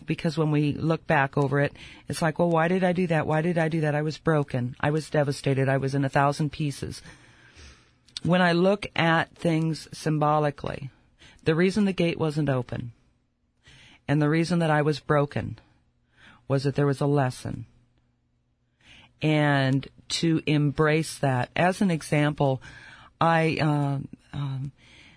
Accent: United States; I'm an American

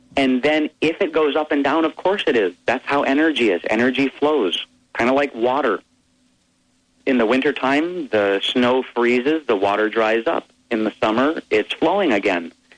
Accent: Hawaii, United States; I grew up in Hawaii

